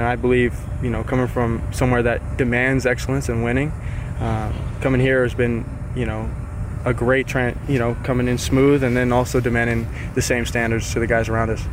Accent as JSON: {"language": "English", "town": "Salinas", "region": "California", "country": "United States", "tie": "born or raised there", "said": "went to a junior college in my hometown called Hartnell Junior College"}